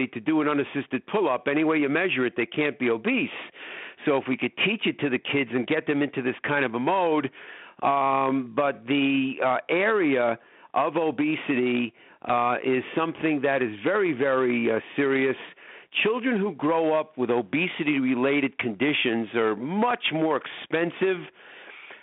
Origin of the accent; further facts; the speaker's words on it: Long Island, New York, United States; now in Chicago, United States; I grew up in New York on Long Island